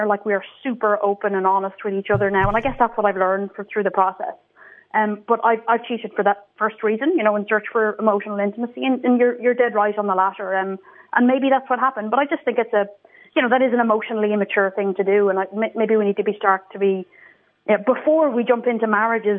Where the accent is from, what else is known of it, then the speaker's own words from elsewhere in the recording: Ireland; moved away; I grew up in Ireland, so I've been out of the country for a long time.